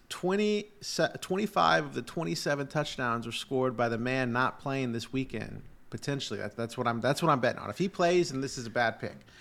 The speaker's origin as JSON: {"language": "English", "town": "Houston", "region": "Texas", "country": "United States", "tie": "born or raised there", "said": "my hometown Texans"}